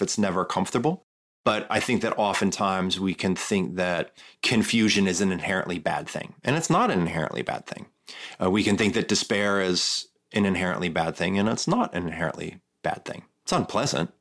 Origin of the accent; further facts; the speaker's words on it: Midwest, United States; moved away; I'm from the Midwest